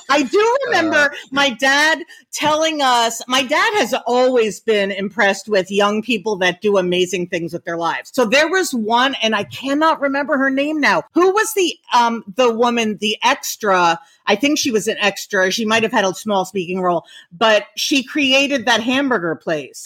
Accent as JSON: {"language": "English", "town": "Leonia", "region": "New Jersey", "country": "United States", "tie": "born or raised there", "said": "we grew up in New Jersey in a very, very tiny town in New Jersey called Leonia"}